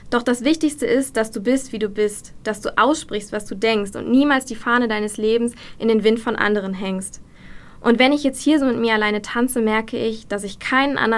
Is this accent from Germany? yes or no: yes; Dinslaken, North Rhine-Westphalia, Germany; ich bin 26 Jahre alt, ich komme aus Dienstlaken und ich arbeite als Redakteurin bei einer Tageszeitung.